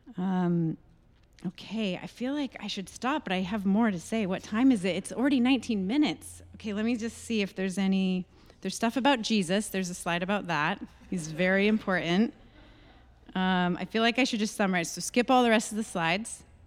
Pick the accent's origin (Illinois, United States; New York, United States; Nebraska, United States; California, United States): California, United States; moved away as an adult; my hometown in California